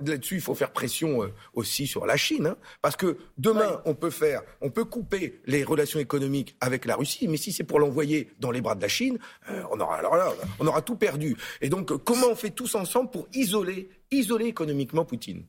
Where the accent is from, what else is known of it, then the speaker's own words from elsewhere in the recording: the North, Hauts-de-France, France; je suis du Nord.